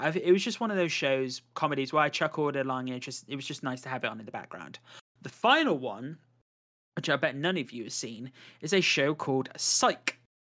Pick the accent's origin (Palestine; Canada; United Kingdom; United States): United Kingdom; I am British